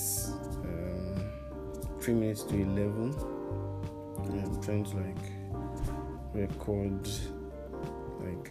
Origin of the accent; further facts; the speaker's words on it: Nigeria; I'm an African, I'm a Nigerian too